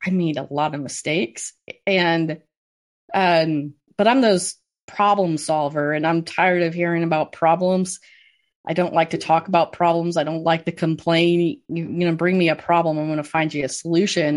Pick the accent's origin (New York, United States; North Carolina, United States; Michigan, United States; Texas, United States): Michigan, United States; Cass County, Southwest; I grew up in Southwest Michigan on a mixed crop and swine operation